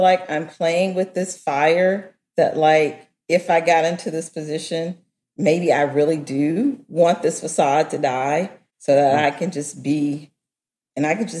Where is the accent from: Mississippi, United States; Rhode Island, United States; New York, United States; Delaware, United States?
Mississippi, United States; I grew up in Mississippi.